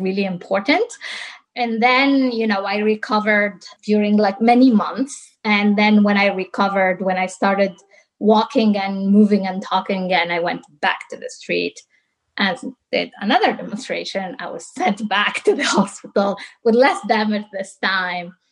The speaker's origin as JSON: {"language": "English", "region": "southern Tunisia", "country": "Tunisia", "tie": "born or raised there", "moved": "yes", "lives_now": "San Francisco, United States", "said": "I was born and raised in Tunisia. I'm from the south of Tunisia, the desert."}